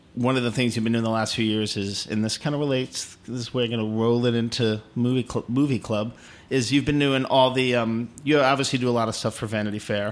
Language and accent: English; Houston, Texas, United States; I was born in Houston